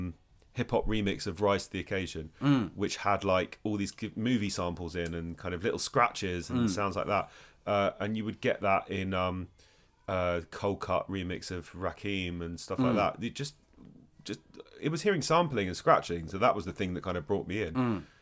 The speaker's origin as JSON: {"language": "English", "region": "London", "country": "United Kingdom", "tie": "born there", "said": "Yeah, I was born in London."}